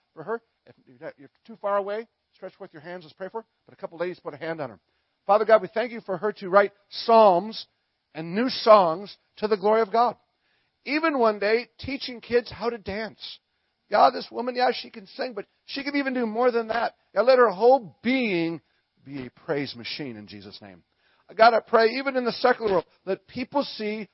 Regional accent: Minnesota, United States; I'm from Minnesota

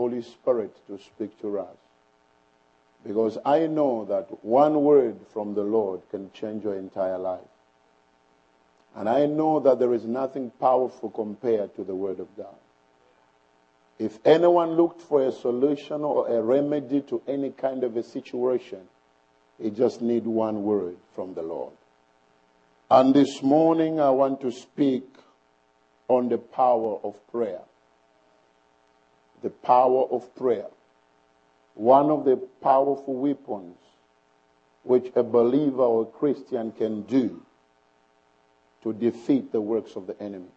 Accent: Bushbuckridge, Mpumalanga, South Africa; I come from South Africa in a town called Bushbuck Ridge

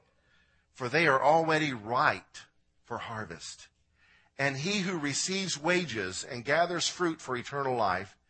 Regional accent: Illinois, United States; I'm from Illinois

